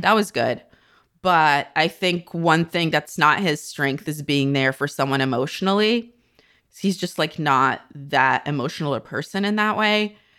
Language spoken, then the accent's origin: English; near Chernobyl, Kyiv Oblast, Ukraine; moved away; also born or lived in North America; I grew up near Chernobyl.